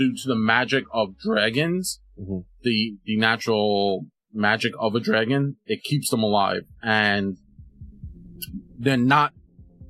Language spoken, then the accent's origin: English; New York City, New York, United States; we're from New York